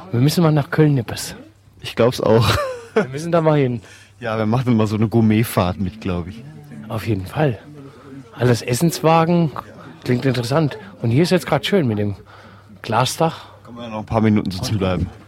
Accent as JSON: {"language": "German", "country": "Austria", "said": "Wir kommen ja aus Österreich."}